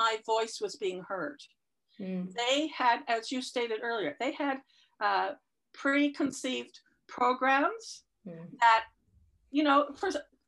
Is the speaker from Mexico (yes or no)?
no; United Kingdom; moved away; I'm British by birth